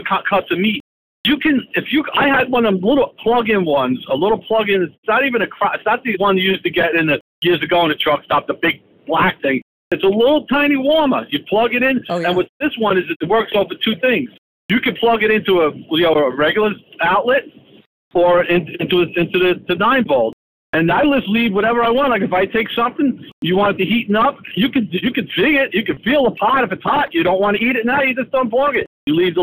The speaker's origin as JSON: {"language": "English", "town": "New York City", "region": "New York", "country": "United States", "tie": "born or raised there", "said": "I grew up in Staten Island, New York, which is New York City."}